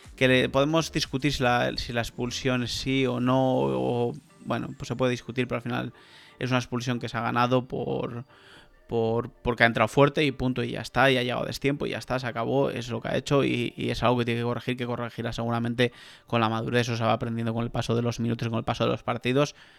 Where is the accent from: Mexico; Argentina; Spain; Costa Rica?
Spain; Gijón, Asturias; el Sporting, que sabes que es el equipo de mi tierra